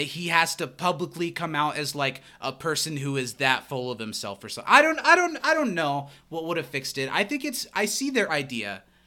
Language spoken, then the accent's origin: English; Midwest, United States; Growing up in the Midwest and being in the Midwest now